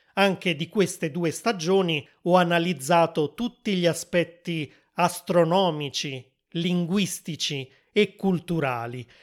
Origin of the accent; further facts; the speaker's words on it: Italy; sono italiano